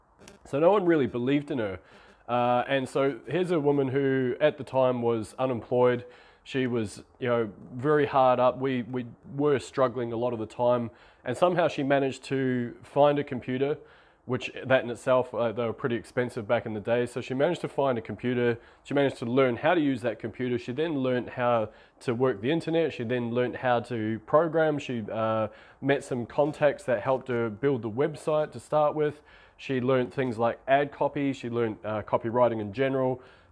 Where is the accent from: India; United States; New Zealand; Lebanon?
New Zealand; now in Australia; this is small town New Zealand. I'm from New Zealand, I live in Australia at the moment.